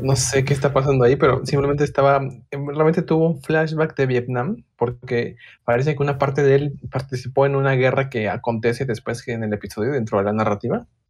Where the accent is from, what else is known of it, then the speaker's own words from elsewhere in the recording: Puebla, Mexico; de Puebla, igual que yo